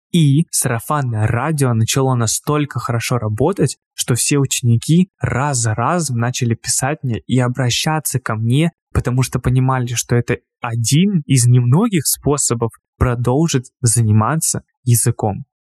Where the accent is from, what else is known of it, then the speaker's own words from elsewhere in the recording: Krasnoyarsk, Krasnoyarsk Krai, Russia; в моем родном городе в Красноярске